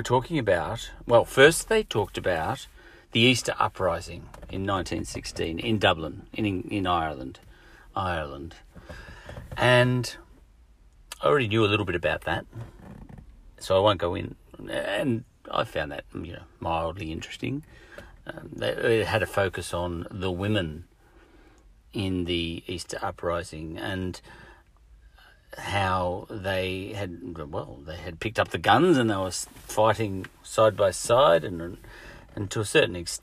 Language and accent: English; Australia; accent: Aussie